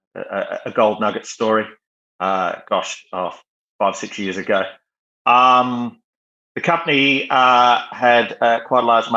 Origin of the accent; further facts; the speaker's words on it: Western Australia, Australia; accent: Australian; moved away as an adult; now in United Kingdom; Growing up in Western Australia